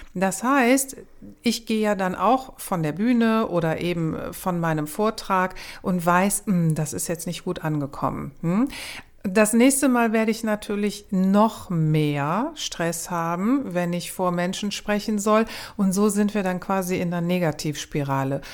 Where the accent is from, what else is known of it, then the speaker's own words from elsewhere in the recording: Cologne, North Rhine-Westphalia, Germany; ich bin aus Köln